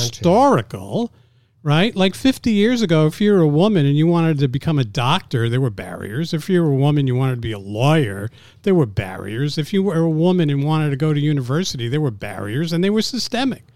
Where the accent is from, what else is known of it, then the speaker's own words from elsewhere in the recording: New York City, New York, United States; also born or lived in Montreal, Canada; I was born in Montreal. I grew up in New York City